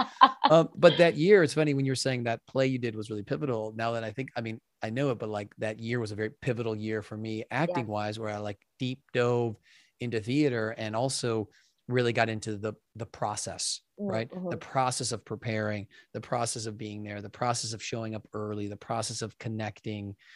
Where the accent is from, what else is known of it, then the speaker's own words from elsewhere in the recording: Wisconsin, United States; moved away as an adult; also born or lived in Lincoln Park, Chicago, Illinois; I'm from Wisconsin, but and then I lived in Lincoln Park after school